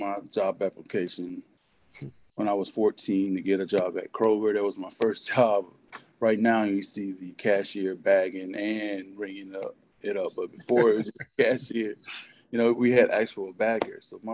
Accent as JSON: {"language": "English", "town": "Euless", "region": "Texas", "country": "United States", "tie": "born or raised there", "said": "I grew up in Euless, which is between Fort Worth and Dallas"}